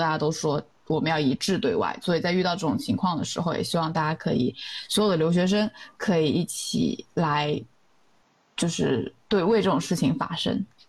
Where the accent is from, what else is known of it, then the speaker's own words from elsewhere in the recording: China; moved away as an adult; 当时参加这个活动的只有我一个中国人